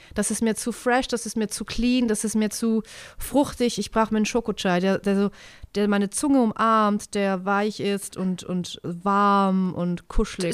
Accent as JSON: {"language": "German", "country": "Switzerland", "said": "Also wir sind ja eine direkte Demokratie"}